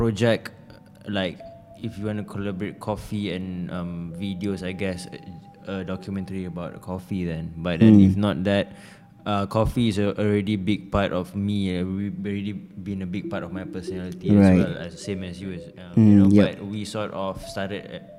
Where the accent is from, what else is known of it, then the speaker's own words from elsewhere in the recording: Subang Jaya, Selangor, Malaysia; I'm from Subang